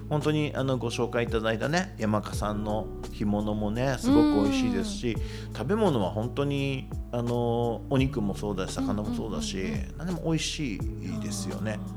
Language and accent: Japanese; Kitami, Hokkaido, Japan; now in Numazu, Japan; 北見盆地なんで暑いだけで近くのオホーツク海とか行っちゃうとその寒いんで